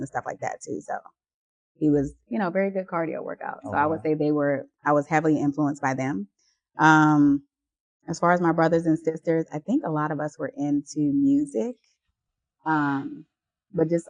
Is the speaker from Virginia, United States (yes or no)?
yes; Williamsburg, Virginia, United States; it was a fun childhood, I would say, growing up in Williamsburg